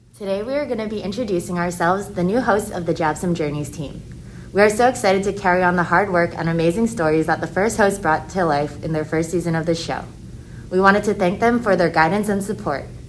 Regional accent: Honolulu, Hawaii, United States; also born or lived in Dartmouth College, New Hampshire; I was born and raised here in Manoa Valley on Oahu

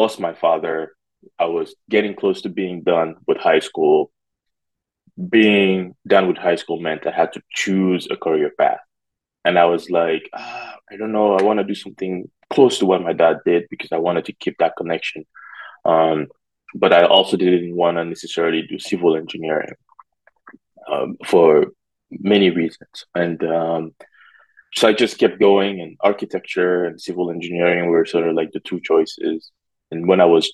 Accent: Conakry, Guinea; now in United States; I was born in Conakry in a neighborhood called Bonfim, which is where my mom still lives today

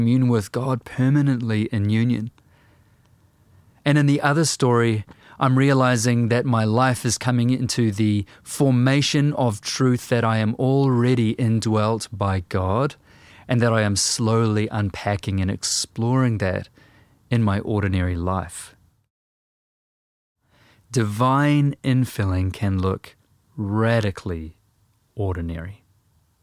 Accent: New Zealand

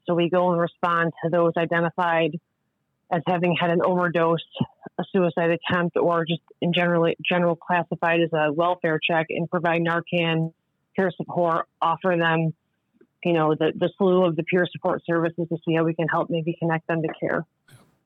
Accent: Tully, New York, United States; I'm actually from Tully, and I, I also went to the rehab in Tully

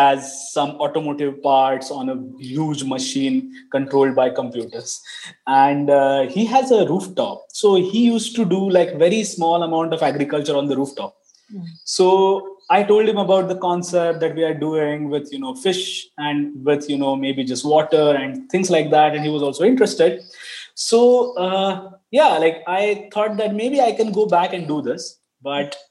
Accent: Pune, Maharashtra, India; also born or lived in Finland; I come from India, a Pune city, which is about 200 kilometers from Mumbai

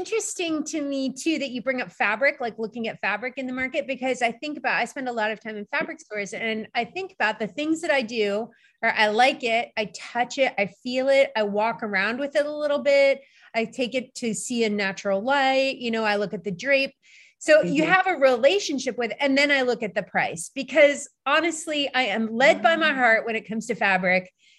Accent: Turkey; because I grew up in Turkey going to the Kapalı Çarşı in Istanbul.

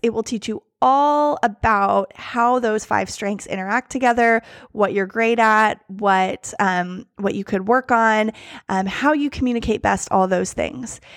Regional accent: United States; me, as an American

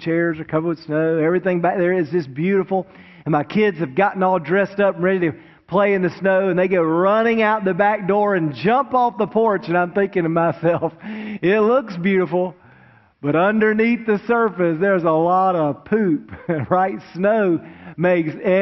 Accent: Wilmington, North Carolina, United States; now in Greensboro, United States; I grew up down in Wilmington, right on the coast, and of course it never snows in Wilmington

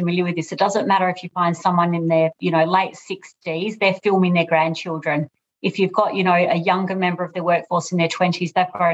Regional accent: Australia; moved away as an adult; now in United Kingdom; I'm obviously Australian, as you'll hear from my voice, but currently in the UK, and I've been here for about 3 years

